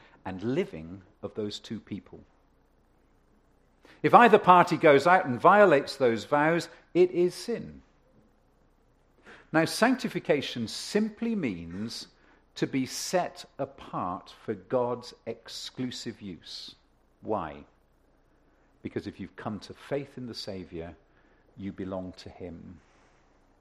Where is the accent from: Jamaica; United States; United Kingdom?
United Kingdom; England; also born or lived in Ontario; now in Canada; I come from England